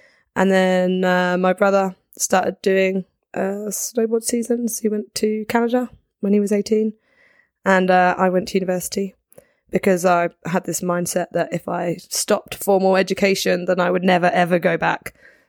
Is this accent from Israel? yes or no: no; Guildford, South East England, United Kingdom; moved away as an adult; also born or lived in Bristol; I grew up in Guildford, which for anyone who doesn't know, is like halfway between London and the coast.